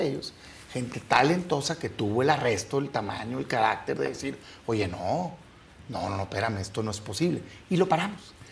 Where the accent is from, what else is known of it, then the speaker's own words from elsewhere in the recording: Mexico; todos somos mexicanos